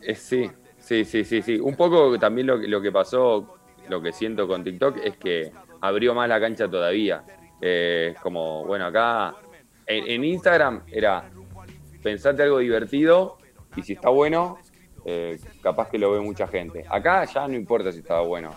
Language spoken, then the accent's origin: Spanish; Comodoro Rivadavia, Chubut, Argentina; moved away; also born or lived in Neuquén; yo me crié en Comodoro Rivadavia, después viví en Neuquén